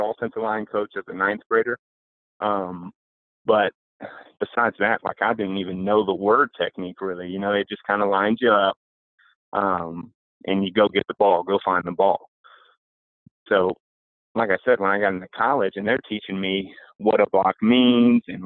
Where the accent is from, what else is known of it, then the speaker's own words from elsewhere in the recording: Roanoke, Virginia, United States; I'm from Roanoke, Virginia, which is Southwest Virginia.